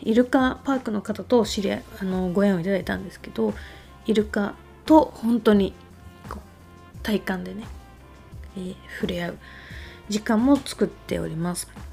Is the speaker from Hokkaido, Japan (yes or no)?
no; Niigata, Japan; 私の地元の新潟